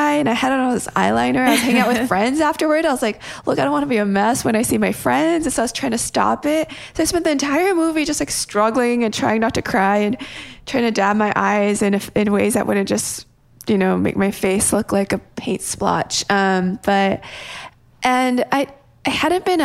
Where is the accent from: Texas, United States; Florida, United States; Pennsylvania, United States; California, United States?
California, United States; a town outside of LA; I grew up in a town outside of LA where... Well, my high school was 80% Asian and... the majority of that was mostly Korean. I'm Korean American.